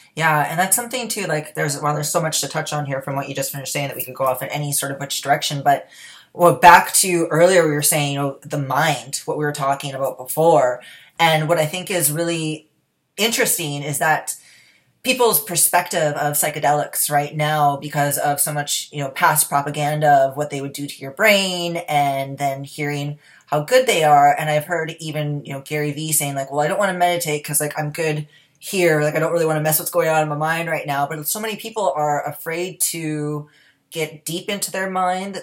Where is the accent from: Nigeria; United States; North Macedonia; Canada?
Canada; being that I am from Canada myself